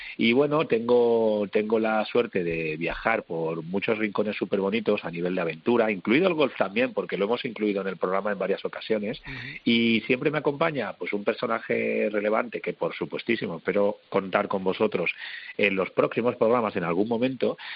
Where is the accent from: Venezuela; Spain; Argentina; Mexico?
Spain; Madrid, Community of Madrid; now in Málaga, Spain; yo soy un madrileño viviendo en Málaga